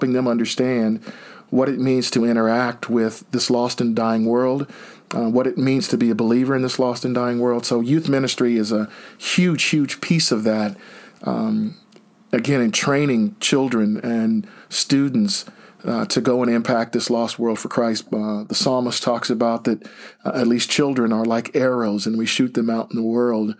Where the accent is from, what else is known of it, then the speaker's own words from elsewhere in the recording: Greencastle, Indiana, United States; moved away as an adult; now in Pennsylvania, United States; I'm originally from Greencastle, Indiana. Been in Pennsylvania since 1989